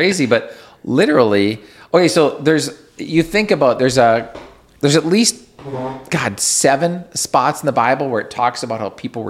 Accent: near Winnipeg, Manitoba, Canada; I'm from Winnipeg. Well, I'm from Enola, and Winnipeg are like 30 miles apart

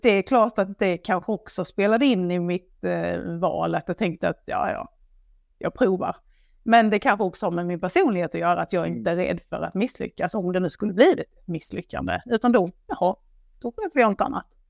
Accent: Blekinge, Sweden; jag kommer ju från Blekinge, det hör man ju när jag pratar

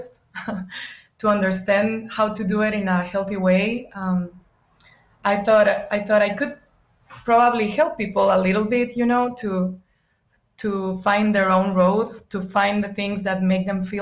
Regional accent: bordering Arizona, Sonora, Mexico; now in United States; I grew up in the north of Mexico. It's northwest, is the border next to Arizona.

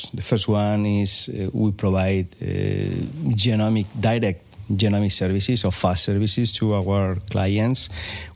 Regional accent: Spain; moved away as an adult; also born or lived in Japan / Davis, California / Berkeley, California; now in United States; I'm originally from Spain

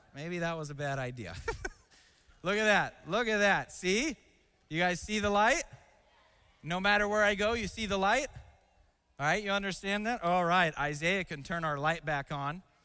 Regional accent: Seattle, Washington, United States; moved away; I grew up in a city called Seattle

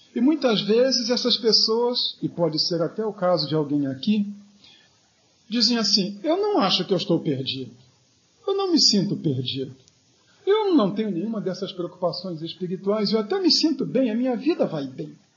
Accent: Rio de Janeiro, Brazil; quando eu era adolescente no Rio de Janeiro

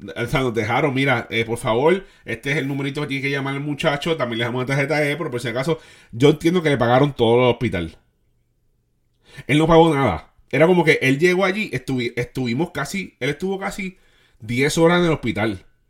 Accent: Puerto Rico; nosotros pues todos somos puertorriqueños

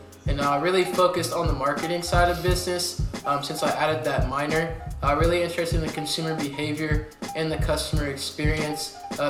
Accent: Columbus, Ohio, United States; moved away as an adult; now in Cincinnati, United States; So I'm originally from Columbus, Ohio. I went to Bishop Hartley High School

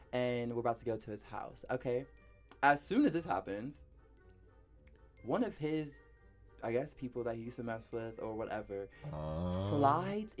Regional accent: Kentucky, United States; moved away as an adult; now in Los Angeles, United States; I'm from Kentucky

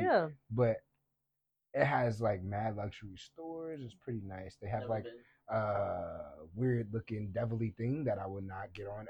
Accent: New York City, New York, United States; we from Coney Island, you know, all of us are from Coney Island. I was born in Coney Island Hospital.

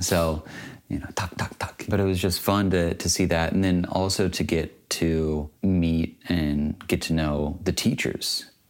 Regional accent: United States; I'm an American

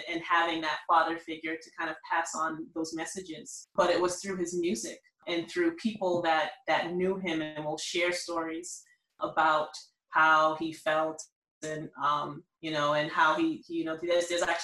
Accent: Boston, Massachusetts, United States; I'm from Boston, the inner city.

